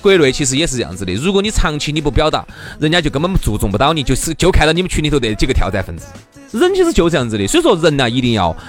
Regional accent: China; moved away; 我们中国人其实华人

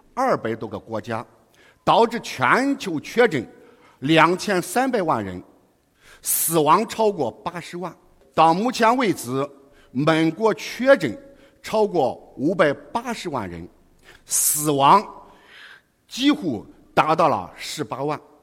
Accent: foot of Wangwu Mountain, Henan, China; moved away as an adult; now in Guangzhou, China; 我出生于王屋山脚下

